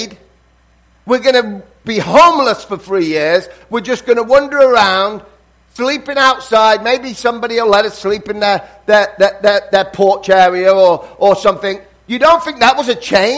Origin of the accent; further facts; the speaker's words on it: England, United Kingdom; now in United States; even though I'm English, I consider myself now I'm American because I've lived here longer than I lived in England